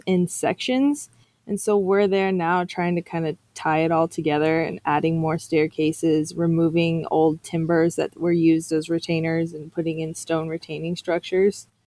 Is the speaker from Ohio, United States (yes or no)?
no; Kansas, United States; moved away as an adult; also born or lived in Nebraska / North Carolina; I'm originally from Kansas. I lived in Kansas my whole life, went to university in Nebraska